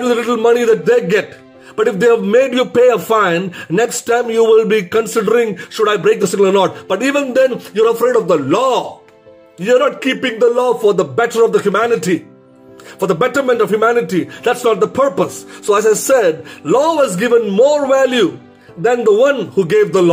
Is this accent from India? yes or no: yes; India; being an Indian in India